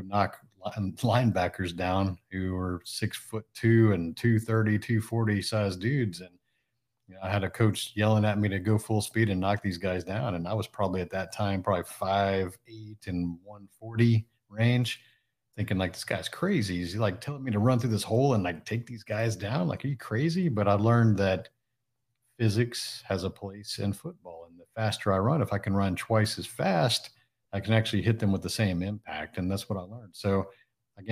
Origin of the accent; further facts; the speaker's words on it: Houston, Texas, United States; also born or lived in Japan; I'm actually originally from the Houston area. I still live in the Houston area. I was actually born in Japan.